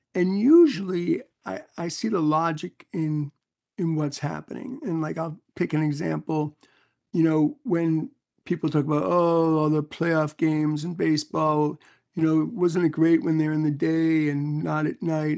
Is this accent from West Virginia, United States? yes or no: no; New York City, New York, United States; moved away as an adult; also born or lived in North Carolina; when I got to North Carolina growing up in New York City